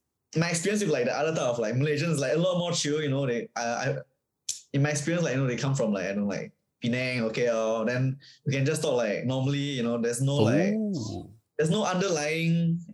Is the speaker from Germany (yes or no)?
no; Singapore; born or raised there